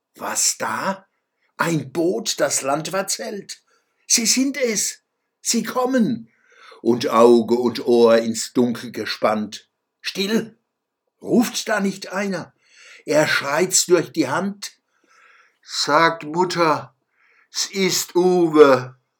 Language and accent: German; Mannheim, Baden-Württemberg, Germany; Als Zwölfjähriger trug ich zum Beispiel des Sängers Fluch von Ludwig Uhland in der Waldschule Mannheim-Gartenstadt vor